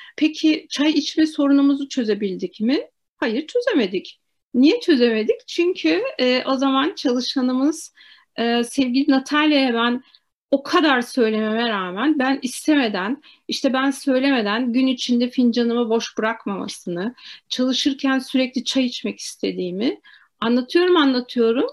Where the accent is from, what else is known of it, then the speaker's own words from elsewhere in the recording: Turkey; also born or lived in Moscow; biz Türk'üz